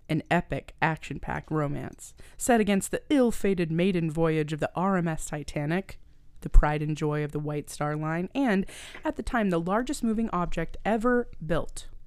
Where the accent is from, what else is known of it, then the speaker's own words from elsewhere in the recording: the Maritimes, Canada; I'm from the Maritimes and I come from like a long line of like fishermen.